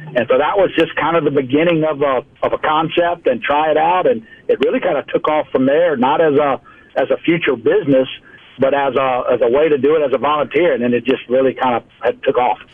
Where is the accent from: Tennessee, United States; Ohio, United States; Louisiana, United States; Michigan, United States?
Louisiana, United States; South; moved away as an adult; also born or lived in central Mississippi; now in Mobile, United States; born, raised in the South, and, you know, water is just our family story, who we are. So I'm from South Louisiana